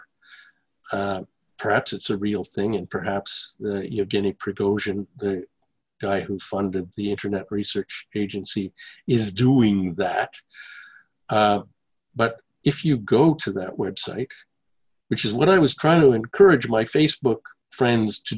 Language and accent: English; Canada; moved away as an adult; now in Russia; I grew up in Canada.